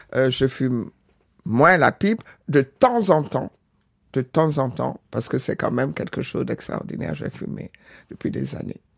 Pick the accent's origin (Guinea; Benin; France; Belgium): Benin; now in Senegal; j'ai jamais oublié ma, nationalité, mon origine du Bénin